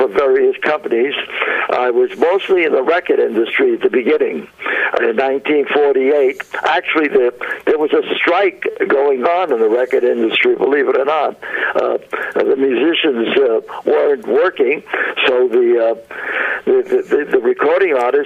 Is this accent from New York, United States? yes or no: yes; New York City, New York, United States; moved away as an adult; I grew up, you probably can't tell by my accent, but I grew up in New York, in Brooklyn, New York.